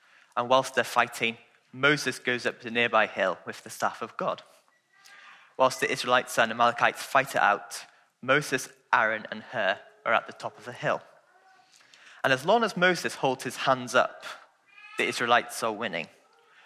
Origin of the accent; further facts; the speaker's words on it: Welsh, Wales, United Kingdom; I'm Welsh